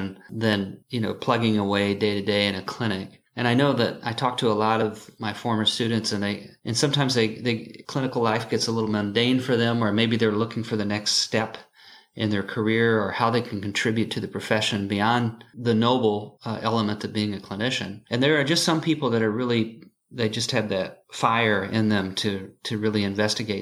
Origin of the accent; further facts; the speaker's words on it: St. Louis, Missouri, United States; moved away; I'm actually from St. Louis